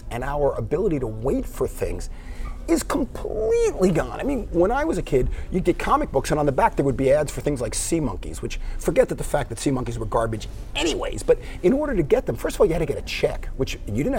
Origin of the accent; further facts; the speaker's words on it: Miami Beach, Florida, United States; It was a great place to grow up. I had no idea how special growing up Miami Beach was